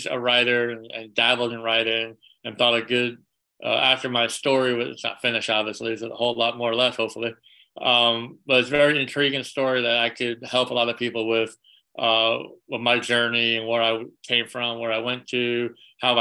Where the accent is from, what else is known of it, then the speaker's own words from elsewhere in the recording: Charlotte, North Carolina, United States; also born or lived in Long Island, New York / Los Angeles / Washington, DC area; I moved from Long Island, New York to Charlotte, North Carolina when I was 10. And I'm back in Charlotte now after LA and all that.